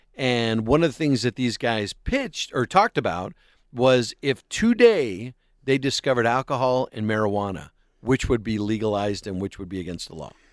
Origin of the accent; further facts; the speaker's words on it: Tucson, Arizona, United States; a kid from Tucson that didn't grow up with National League Baseball